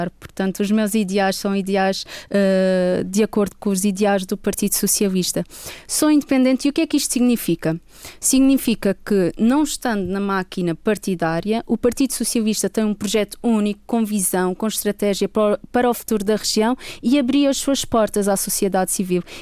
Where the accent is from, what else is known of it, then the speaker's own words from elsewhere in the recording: Madeira, Portugal; also born or lived in Stockholm; eu sou é madeirense, tenho 30 anos